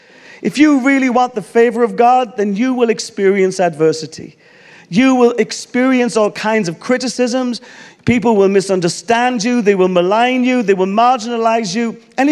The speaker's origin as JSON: {"language": "English", "country": "Ireland", "said": "I'm Irish."}